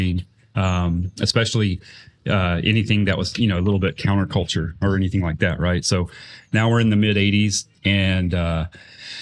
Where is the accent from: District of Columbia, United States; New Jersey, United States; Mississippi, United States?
Mississippi, United States; also born or lived in Indiana; I was originally from Indiana, and we moved to Mississippi and when I was about 5